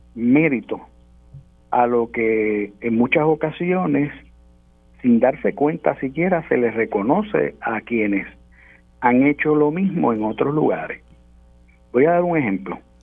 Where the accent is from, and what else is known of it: Puerto Rico